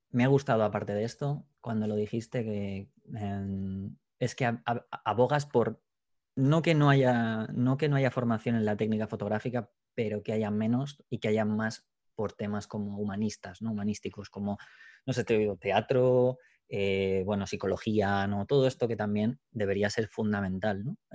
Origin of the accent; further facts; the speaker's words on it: England, United Kingdom; Spanish is a second language; yo soy inglés, pero tampoco soy bilingüe